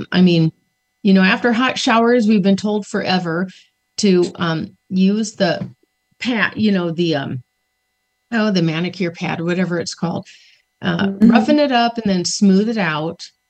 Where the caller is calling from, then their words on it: Lincoln, Nebraska, United States; I'm from Lincoln, Nebraska.